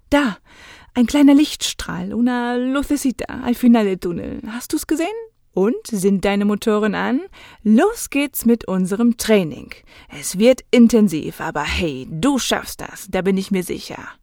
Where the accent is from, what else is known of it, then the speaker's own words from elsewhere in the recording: Germany; ich als Deutsche